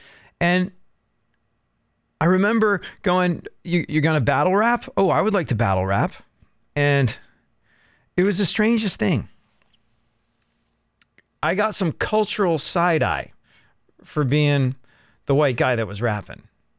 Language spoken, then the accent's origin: English; London, United Kingdom; moved away as an adult; I grew up in London. I moved to England when I was a kid, grew up there, and was there until I was a young adult